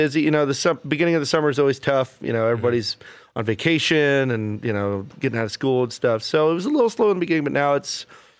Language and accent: English; Austin, Texas, United States; moved away as an adult; also born or lived in College Station, Texas; now in Lubbock, United States; I'm originally from down South Texas. I was born in College Station, but I claim Austin as my hometown.